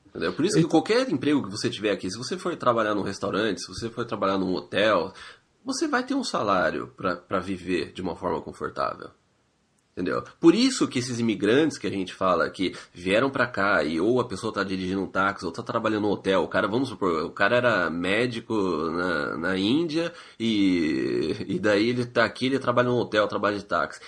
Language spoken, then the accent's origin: Portuguese; Brazil; now in Canada; a gente é brasileiro